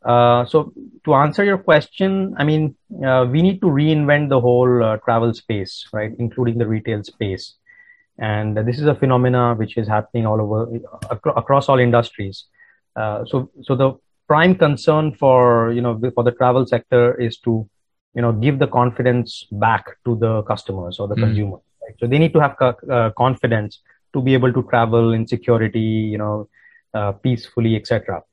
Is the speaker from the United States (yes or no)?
no; India; English is a second language; So I grew up in India. That's where I come from. And we moved around a lot because my father was working in the Indian Air Force.